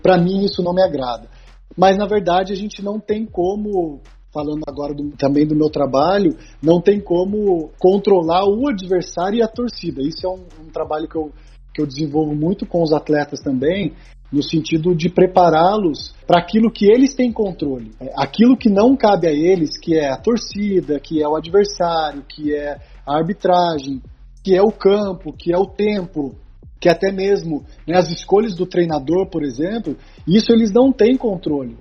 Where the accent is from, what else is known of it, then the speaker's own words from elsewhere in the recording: Taubaté, São Paulo, Brazil; sou de Taubaté